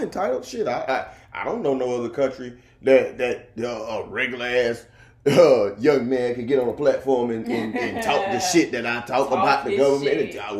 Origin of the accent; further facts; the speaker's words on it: United States; as an American